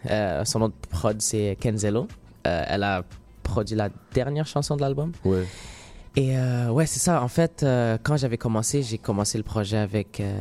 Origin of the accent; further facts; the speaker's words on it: Morocco; Puis moi, moi, comme je suis marocain